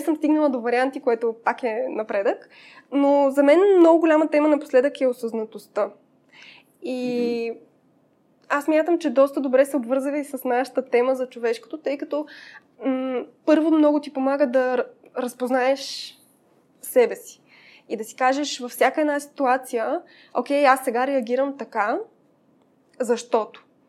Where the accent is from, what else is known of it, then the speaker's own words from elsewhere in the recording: Pazardzhik, Pazardzhik Province, Bulgaria; moved away as an adult; now in Sofia, Bulgaria; Аз съм от Пазарджик и до 18 годишна си живеех там